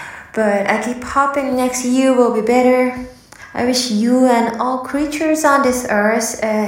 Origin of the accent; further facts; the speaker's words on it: Japan; now in Berlin, Germany; Famous Japanese from Japan. I usually live in Berlin, but I'm sending this from Tokyo.